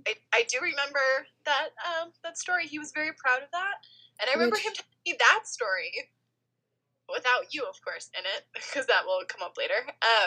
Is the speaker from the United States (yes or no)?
yes; Midwest, United States; moved away as an adult; also born or lived in West Coast; I'm originally from the Midwest and moved to the West Coast